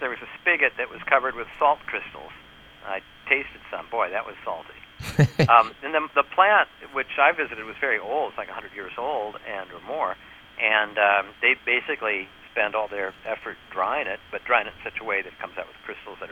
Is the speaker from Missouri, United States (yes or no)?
no; New York, United States; I'm from New York.